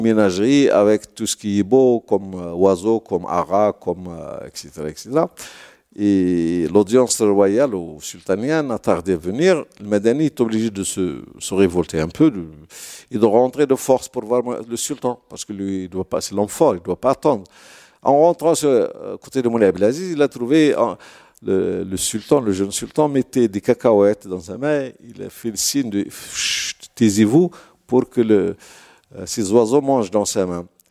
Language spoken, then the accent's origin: French; Toundoute, Drâa-Tafilalet, Morocco; chez moi à Tundout